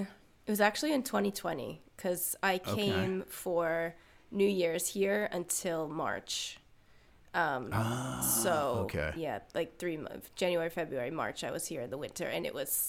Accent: New Jersey, United States; moved away as an adult; now in Los Angeles, United States; Well, I am originally from New Jersey. Thank you for that introduction. But I moved to Los Angeles when I was 19.

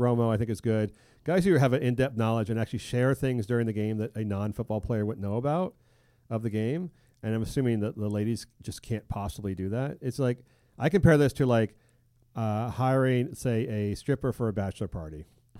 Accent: United Kingdom; no, I'm a British, I don't speak Spanish.

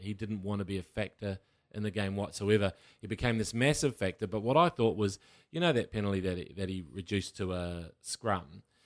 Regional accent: Waikato, New Zealand; I grew up in the Waikato where people would just ring cowbells

